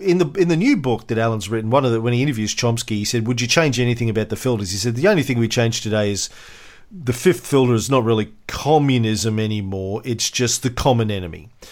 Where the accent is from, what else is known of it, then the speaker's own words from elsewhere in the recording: Australia; as an Aussie